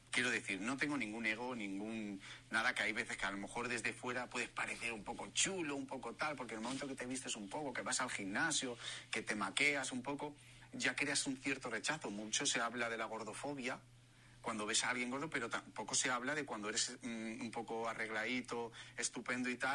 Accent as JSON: {"language": "Spanish", "country": "Spain", "said": "Hay que transmitir la alegría, el fuego que somos los españoles."}